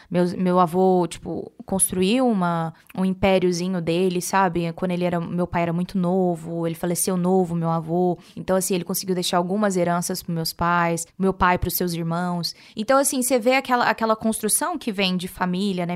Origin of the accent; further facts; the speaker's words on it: Rio Verde, Goiás, Brazil; now in Goiânia, Brazil; eu não sou de São Paulo. Na verdade, eu sou de, do interior de Goiás. Eu sou de Rio Verde, mas moro hoje em Goiânia, Goiás